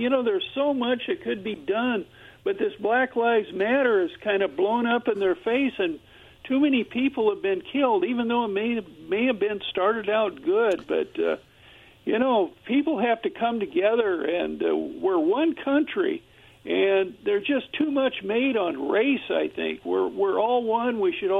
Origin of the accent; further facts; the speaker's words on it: Seattle, Washington, United States; now in Kennewick, United States; I was born in Seattle and have lived over there for a few years.